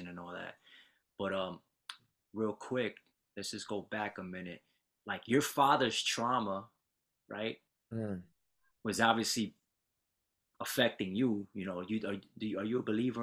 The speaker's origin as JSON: {"language": "English", "region": "New York", "country": "United States", "tie": "born or raised there", "said": "I'm a city boy, too. I'm from New York. Grew up in the city. Moved a bunch of times, just like you."}